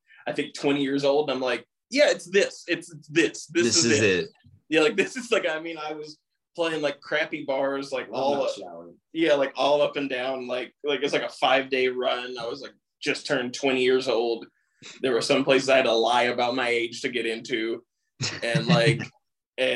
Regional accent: East Tennessee, United States; Michael and I, we're from East Tennessee

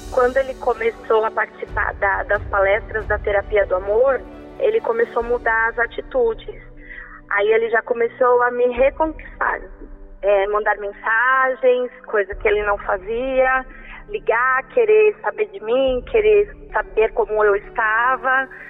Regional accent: São Paulo, Brazil; eu sou daqui da Vila Alpina, de São Paulo

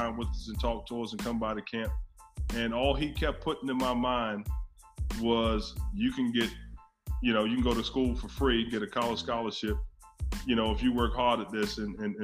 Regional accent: Baltimore, Maryland, United States; moved away as an adult; now in Irvine, United States; I'm originally from Baltimore. Grew up in Baltimore

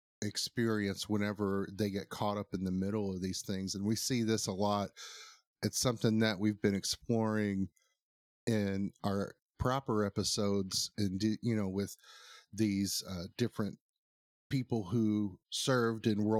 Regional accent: United States; I did forget I'm an American. In Florida, I might add.

